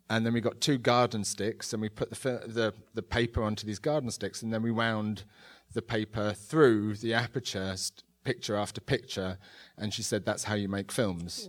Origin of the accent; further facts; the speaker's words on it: London, United Kingdom; I grew up in London without much means in the s, eighties and nineties